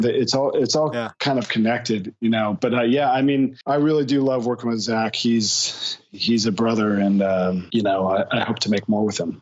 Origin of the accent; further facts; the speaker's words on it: California, United States; also born or lived in New York; now in Los Angeles, United States; I'm actually originally from California